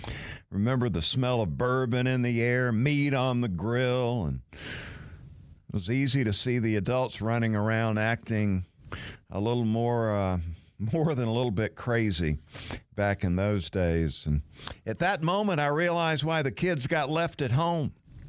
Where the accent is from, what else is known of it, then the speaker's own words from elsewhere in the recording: Valdosta, Georgia, United States; I grew up in Valdosta, Georgia, which is a short drive to Jacksonville